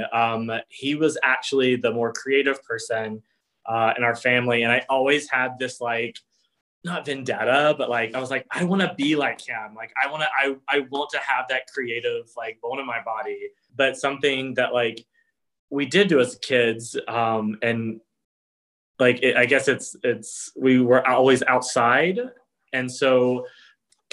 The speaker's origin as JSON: {"language": "English", "region": "South Georgia", "country": "United States", "accent": "Southern", "moved": "yes", "said": "I'm originally from South Georgia. So here and there, you'll hear like a little Southern accent pop in and out"}